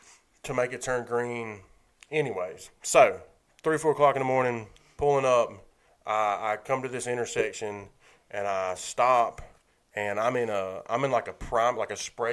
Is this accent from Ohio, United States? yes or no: no; Macon, Georgia, United States; I grew up in Macon.